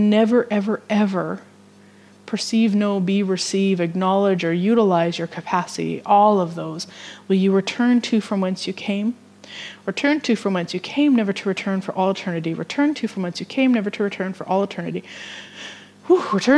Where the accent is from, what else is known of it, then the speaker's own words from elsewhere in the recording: Vermilion, Alberta, Canada; She goes to my hometown